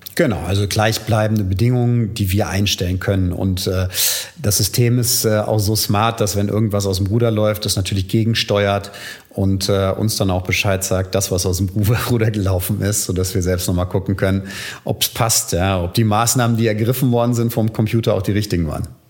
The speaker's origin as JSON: {"language": "German", "town": "Frankfurt", "region": "Hesse", "country": "Germany", "tie": "born or raised there", "also_born_or_lived": "United States / England / Venice, Italy", "moved": "as an adult", "lives_now": "Berlin, Germany", "said": "Also ich komme äh, aus Frankfurt, äh, bin dort geboren und äh, auch zur Schule gegangen."}